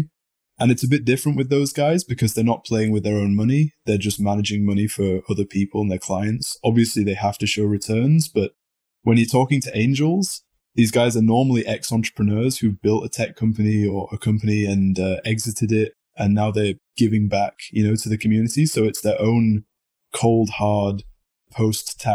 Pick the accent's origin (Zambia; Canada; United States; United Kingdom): United Kingdom; being very British